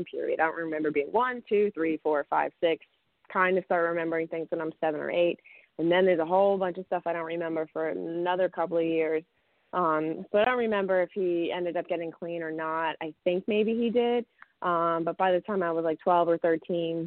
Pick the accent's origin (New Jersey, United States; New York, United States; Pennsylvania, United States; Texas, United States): New Jersey, United States; Saddle Brook; I grew up in Bergen County in a small little town called Saddlebrook